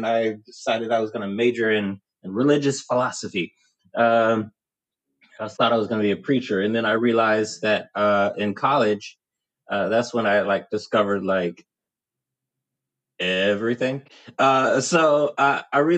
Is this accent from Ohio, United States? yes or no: no; Houston, Texas, United States; I'm originally from Houston, Texas. So my earliest memories are of growing up in the suburbs of Houston, Texas